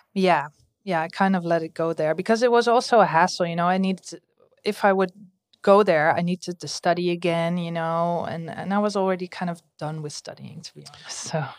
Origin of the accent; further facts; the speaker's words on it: Amstelveen, North Holland, Netherlands; I grew up in Amstelveen, so close to Amsterdam